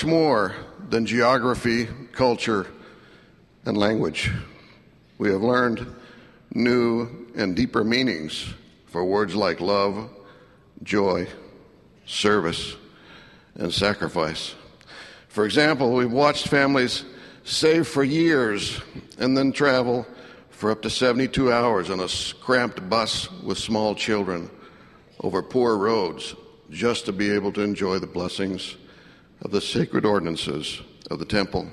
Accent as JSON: {"language": "English", "country": "United States", "tie": "born or raised there", "also_born_or_lived": "Mexico", "said": "I was raised and educated in the United States from about 6 years of age"}